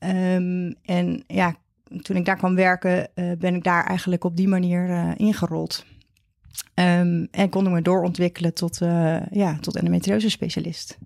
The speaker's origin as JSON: {"language": "Dutch", "town": "Vlissingen", "region": "Zeeland", "country": "Netherlands", "tie": "born or raised there", "also_born_or_lived": "Leiden / Amsterdam / Maastricht / Utrecht", "moved": "as an adult", "lives_now": "near Het Gooi, Netherlands", "said": "Ik kom uit Zeeland. Ik ben een uh, Zeeuws meisje, opgegroeid in um, Vlissingen met name"}